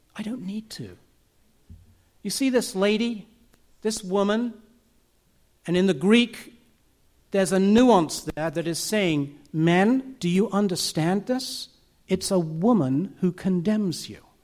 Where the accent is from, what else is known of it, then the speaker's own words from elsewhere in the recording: United Kingdom; I'm British.